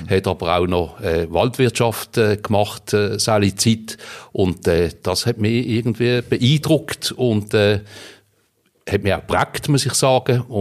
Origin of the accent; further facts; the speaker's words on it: Riehen, Basel-Stadt, Switzerland; Ich bin in Riechen aufgewachsen, jawohl. Geboren bin ich in Basel, aber aufgewachsen in Riechen.